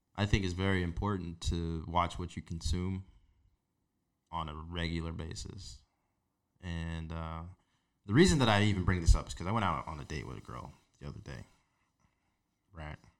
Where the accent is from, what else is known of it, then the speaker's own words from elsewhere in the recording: Las Vegas, Nevada, United States; a teenager growing up in Las Vegas, like into my early twenties